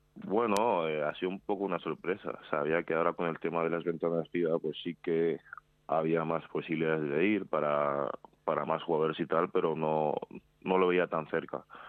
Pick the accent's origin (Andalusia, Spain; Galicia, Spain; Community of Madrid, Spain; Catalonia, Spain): Community of Madrid, Spain; Madrid; also born or lived in Seville; Nací en Sevilla, pero nada, estuve ahí un año y, pocos meses, un año y medio o así. Y luego ya he estado toda la vida en Madrid. Vamos, soy más madrileño que sevillano.